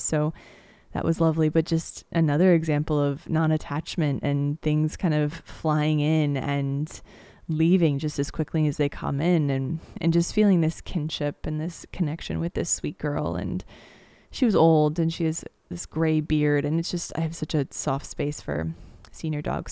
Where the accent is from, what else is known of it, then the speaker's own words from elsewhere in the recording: United States; I come from Missouri and Kansas